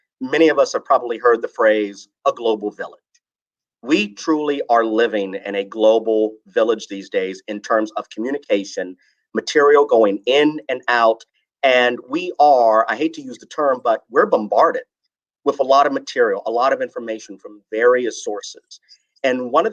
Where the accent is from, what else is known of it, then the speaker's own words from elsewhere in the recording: Front Royal, Virginia, United States; I was born and raised in Front Royal